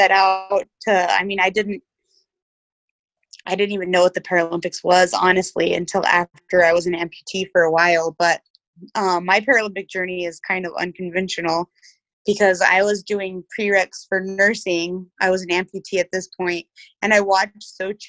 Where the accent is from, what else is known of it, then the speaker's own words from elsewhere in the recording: New Mexico, United States; I was raised in New Mexico